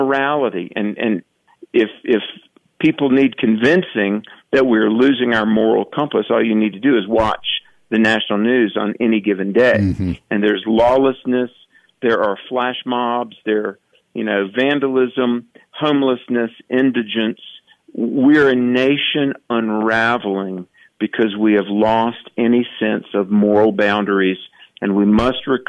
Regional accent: North Carolina, United States; I'm from North Carolina originally

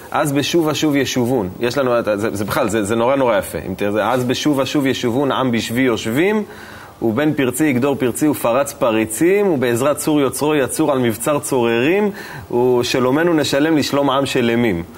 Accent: Beersheba, Southern District, Israel; השכונה שגדלתי בה בבאר שבע

